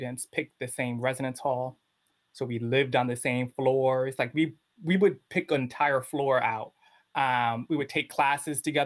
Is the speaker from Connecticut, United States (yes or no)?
yes; Bridgeport, Connecticut, United States; I grew up in Bridgeport, which is mainly Black and Latino